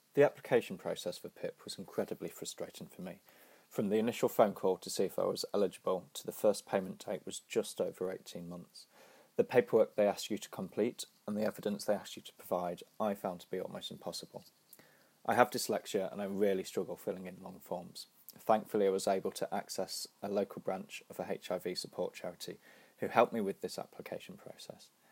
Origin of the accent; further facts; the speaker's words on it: Nottingham, East Midlands, United Kingdom; my hometown, Nottingham